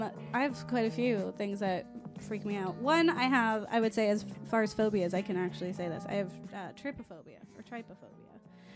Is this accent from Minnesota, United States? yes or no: no; Florida, United States; moved away; I am from Florida, and we're like... We have all kinds of beaches. We got real beaches, and I grew up on them.